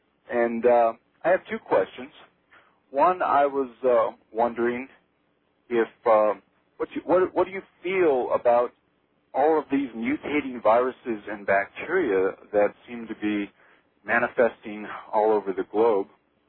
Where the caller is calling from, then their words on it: Silver City, New Mexico, United States; I'm from Silver City, New Mexico.